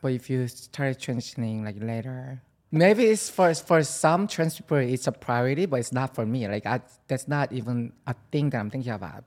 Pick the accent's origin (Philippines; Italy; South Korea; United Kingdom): South Korea; now in New York City, United States; I'm from South Korea